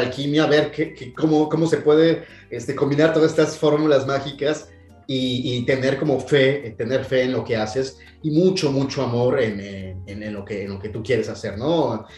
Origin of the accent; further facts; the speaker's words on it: Mexico City, Mexico; moved away as an adult; also born or lived in Paris, France / Dublin, Ireland; now in France; soy un mexicano eh, nacido en la Ciudad de México, chilango, como dicen en mi, país, este, radicado en el extranjero desde hace ya 22 años